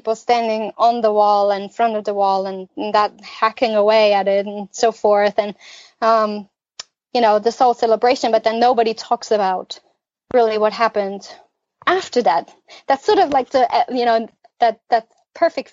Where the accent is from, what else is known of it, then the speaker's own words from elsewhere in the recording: East Germany, Germany; I have a lot of good, positive memories of growing up in East Germany